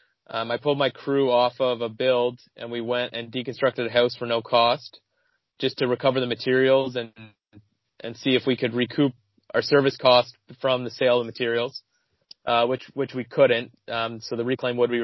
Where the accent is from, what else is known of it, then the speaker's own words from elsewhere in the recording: Ottawa, Ontario, Canada; also born or lived in Kingston, Ontario; So I grew up in Ontario. I grew up in Ottawa and then Kingston